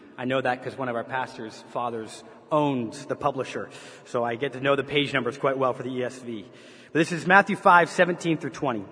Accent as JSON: {"language": "English", "country": "Canada", "tie": "born or raised there", "also_born_or_lived": "Chicago, United States", "accent": "Canadian", "moved": "as an adult", "lives_now": "United States", "said": "while I was born and raised in Canada, when I was 18 years old, I moved to the States. And in particular, I moved to Chicago."}